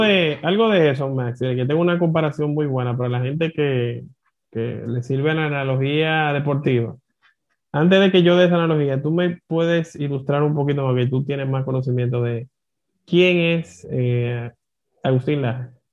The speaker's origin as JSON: {"language": "Spanish", "country": "Dominican Republic", "said": "como dominicano"}